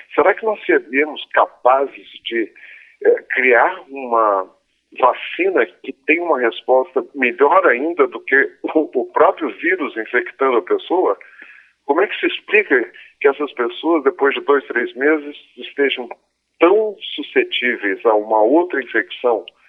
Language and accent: Portuguese; Brazil; nós, cordiais brasileiros